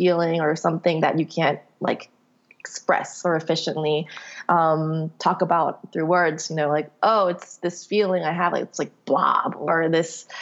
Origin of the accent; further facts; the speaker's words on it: South Korea; moved away as an adult; also born or lived in Palo Alto, California, United States; now in United States; I grew up in the States. I was born here. I was raised till I was 9, and then Korean was kind of like my second language. I would speak Korean at home, but then I was just thrown into public school in Korea. And then I was there till I was like 19.